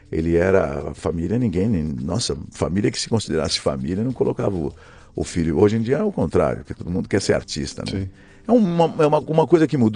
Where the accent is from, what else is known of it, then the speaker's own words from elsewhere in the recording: São Paulo, Brazil; Então, sou daqui da Vila Prudente. Eu nasci na, eh, na Vila Prudente, mas eu nasci na, eh, na maternidade do Brás